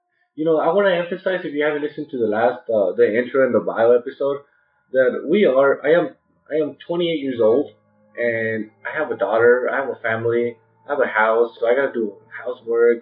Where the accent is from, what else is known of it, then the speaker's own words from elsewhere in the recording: Mexico; moved away; we're both from Mexico